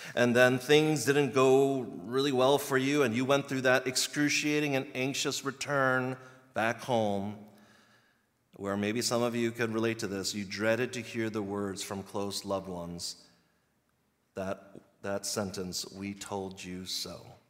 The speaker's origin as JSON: {"language": "English", "region": "Virginia", "country": "United States", "moved": "as an adult", "lives_now": "Chicago, United States", "said": "I'm from the East Coast in Virginia, and we had four exact seasons, like clockwork"}